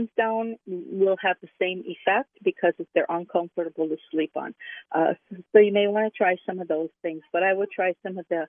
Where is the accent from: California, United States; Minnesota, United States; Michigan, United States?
Minnesota, United States; I'm a Minnesotan